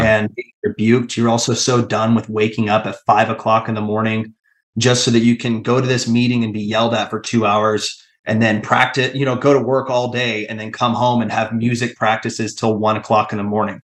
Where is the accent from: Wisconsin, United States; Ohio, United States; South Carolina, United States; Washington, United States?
Washington, United States; Tacoma; I grew up in the Tacoma church